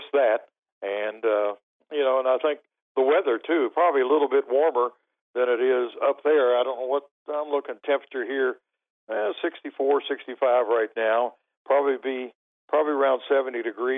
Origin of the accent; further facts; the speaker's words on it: Milton, West Virginia, United States; moved away as an adult; now in Louisiana, United States; I grew up in the Milton area